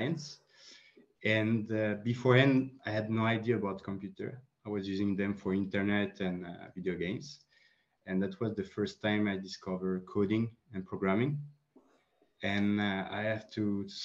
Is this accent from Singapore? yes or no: no; France; also born or lived in Colombia; I'm a Franco-Colombian. I was born in Colombia, but raised in France.